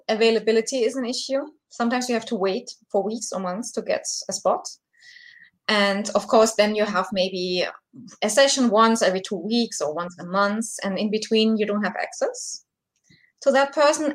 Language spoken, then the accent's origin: English; Germany; I'm from Germany, so it's quite late over here.